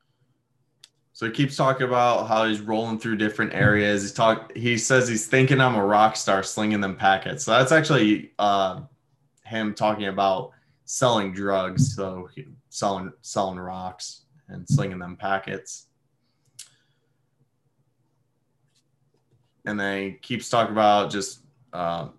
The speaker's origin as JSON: {"language": "English", "town": "Detroit", "region": "Michigan", "country": "United States", "tie": "born or raised there", "moved": "yes", "lives_now": "Connecticut, United States", "said": "growing up in Detroit"}